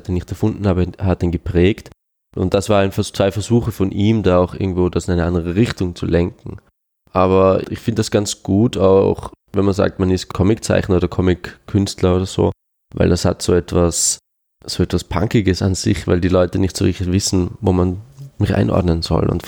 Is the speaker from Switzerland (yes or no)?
yes; Switzerland; first language Swiss German; also ich habe als Kind Schweizerdeutsch geredet, mit meiner Mutter natürlich, aber ich habe nie jetzt mich über den Dialekt definieren wollen oder so.